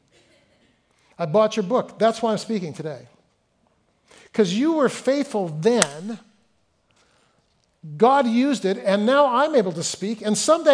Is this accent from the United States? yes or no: yes; Fresno, California, United States; moved away; I grew up in Fresno